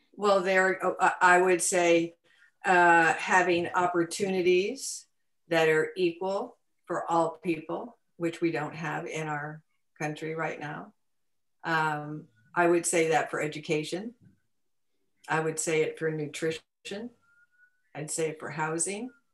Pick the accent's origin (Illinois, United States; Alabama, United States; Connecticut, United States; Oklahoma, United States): Connecticut, United States; moved away; I grew up in in Connecticut